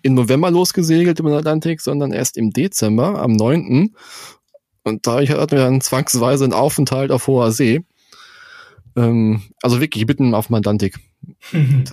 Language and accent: German; Germany; als Deutscher